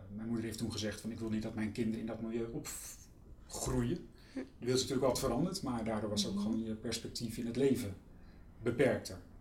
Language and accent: Dutch; Utrecht, Netherlands; het Kanaaleiland waar ik ben opgegroeid